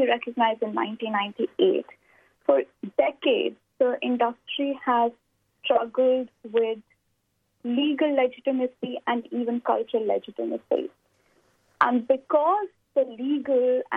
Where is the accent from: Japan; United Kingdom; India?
India; moved away as an adult; I'm originally from India